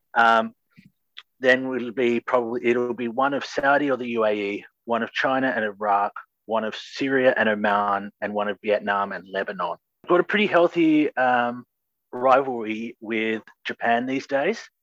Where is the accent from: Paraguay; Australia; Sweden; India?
Australia; as an Australian